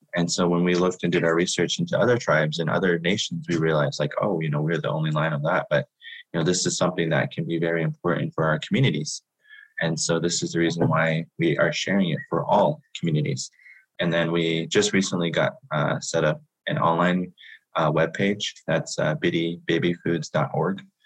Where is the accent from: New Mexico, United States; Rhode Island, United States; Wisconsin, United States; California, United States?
New Mexico, United States; Shiprock; I am from Shiprock, New Mexico, which is the homelands of my Diné people